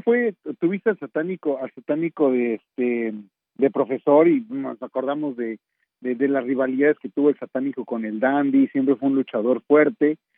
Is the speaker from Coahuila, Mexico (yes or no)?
yes; Torreón, Coahuila, Mexico; moved away; also born or lived in Mexico City; yo soy originario de Terrón, Coahuila